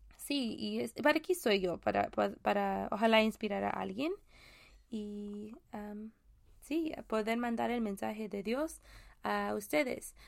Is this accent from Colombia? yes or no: no; Mexico; sí soy mexicana, pero mi español toma práctica